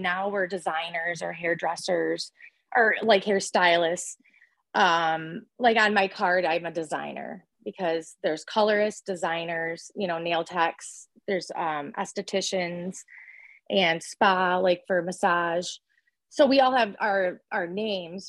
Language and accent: English; Lansing, Michigan, United States; I'm from Lansing, Michigan